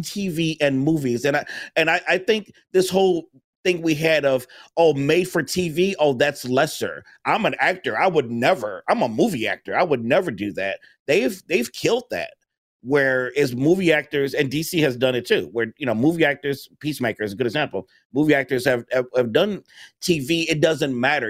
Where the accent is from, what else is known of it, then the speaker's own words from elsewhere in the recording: Chicago, Illinois, United States; I'm from Chicago